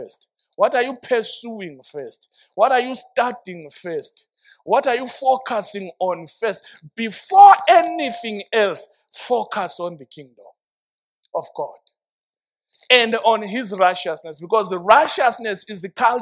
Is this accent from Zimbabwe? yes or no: yes; Zimbabwe; I identify myself by the kingdom first, then Zimbabwean later